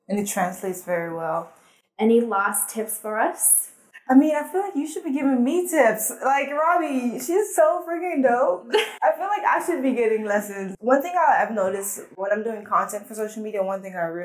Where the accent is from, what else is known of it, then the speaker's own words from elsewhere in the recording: Atlanta, Georgia, United States; English is a second language; also born or lived in French-speaking country; So I grew up in a French speaking country, so I speak Fulani, French, and English. Wow. And I grew up in Atlanta